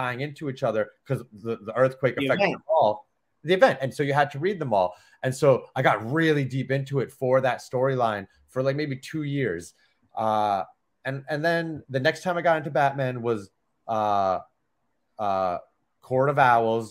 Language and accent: English; Bayport, New York, United States; also born or lived in Lindenhurst, New York / Sayville, New York; I grew up in Bayport until I was 10. Then I moved to Lindenhurst for like 6 months. No, 10, 11, whatever it was. And then I moved to Sable when I was like 12